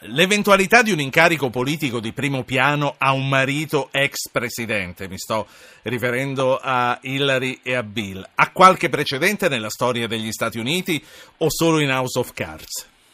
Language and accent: Italian; Carpi, Emilia-Romagna, Italy; now in Rome, Italy; io lo sono, ma abito a Roma